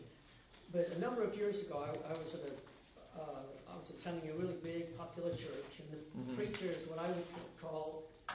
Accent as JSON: {"language": "English", "region": "England", "country": "United Kingdom", "moved": "yes", "lives_now": "United States", "said": "I'm from England"}